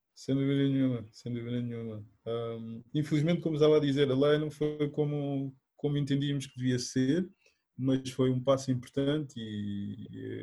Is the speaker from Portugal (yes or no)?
yes; Portugal; also born or lived in Guinea-Bissau; sou natural da Guiné-Bissau, um, mas vivo, vivo cá em Portugal desde desde a minha infância, desde os meus oito anos